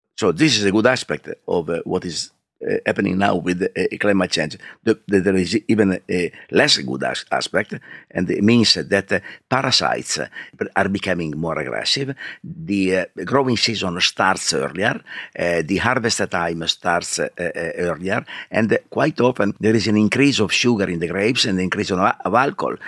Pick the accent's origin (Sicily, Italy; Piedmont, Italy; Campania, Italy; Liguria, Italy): Piedmont, Italy; Alba; English is a second language; I grew up, I grew up in Alba, that is a town, is the main town of, uh, Langhe district.